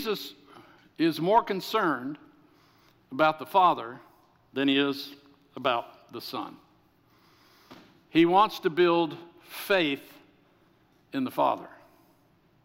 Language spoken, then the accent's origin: English; the South, United States; I'm from the South